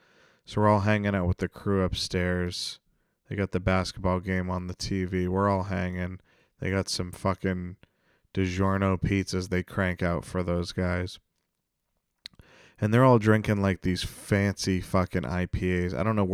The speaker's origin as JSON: {"language": "English", "country": "Canada", "said": "And I'm French Canadian, so I can say that."}